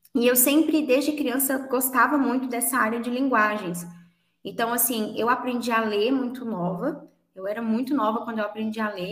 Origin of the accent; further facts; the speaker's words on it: Minas Gerais, Brazil; eu sou de Minas Gerais e sou professora de inglês